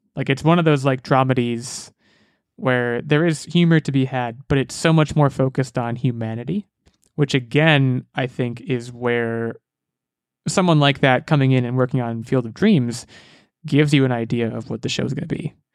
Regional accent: United States; I'm American

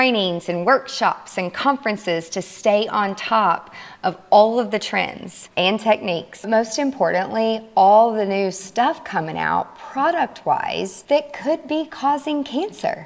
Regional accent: Nashville, Tennessee, United States; my hometown, Nashville, Tennessee

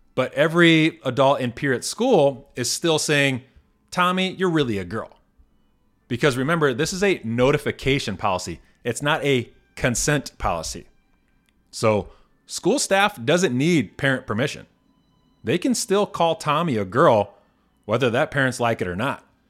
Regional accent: Indiana, United States; moved away; my home state of Indiana. I read an article recently in the Northwest Indiana Times, my former local paper

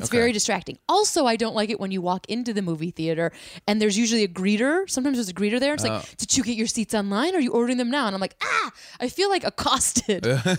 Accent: Illinois, United States; Dick Tracy, the creator, the comic strip, was from Woodstock, Illinois, which was very close to my hometown.

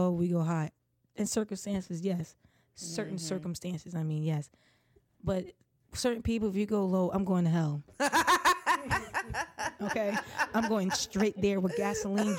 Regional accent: New Jersey, United States; we're from Jersey

